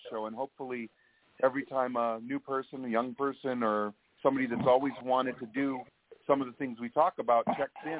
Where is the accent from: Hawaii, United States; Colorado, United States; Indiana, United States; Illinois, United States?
Hawaii, United States; I'm from the South Pacific